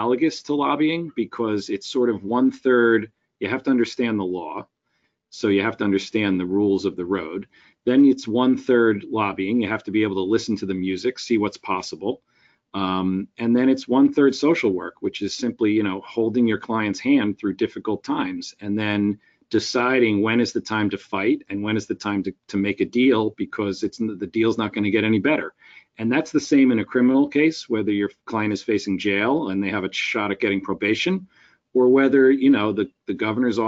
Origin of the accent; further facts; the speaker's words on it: Westfield, New Jersey, United States; I've also been an elected official in my hometown in Westfield